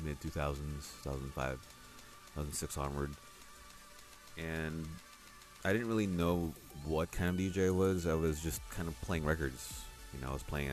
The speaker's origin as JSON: {"language": "English", "town": "Oakland", "region": "California", "country": "United States", "tie": "born or raised there", "also_born_or_lived": "San Francisco, United States", "moved": "as an adult", "lives_now": "Manila, Philippines", "said": "I grew up in Oakland, around the Bay Area"}